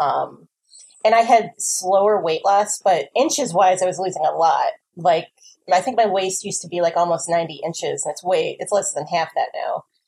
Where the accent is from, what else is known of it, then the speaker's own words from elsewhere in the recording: New Jersey, United States; I'm from New Jersey.